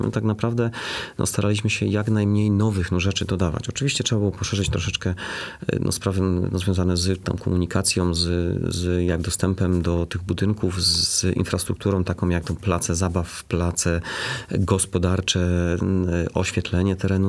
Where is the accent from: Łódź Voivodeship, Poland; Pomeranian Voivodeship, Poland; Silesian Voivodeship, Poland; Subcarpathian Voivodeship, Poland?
Silesian Voivodeship, Poland; Bytom; ja się wychowałem na takim osiedlu. Moi dziadkowie mieszkali na Bobku